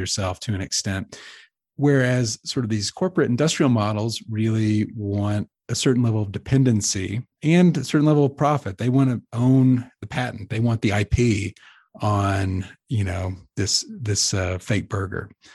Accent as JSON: {"language": "English", "region": "Texas", "country": "United States", "tie": "born or raised there", "said": "I grew up in Texas, which is, like, barbecue central"}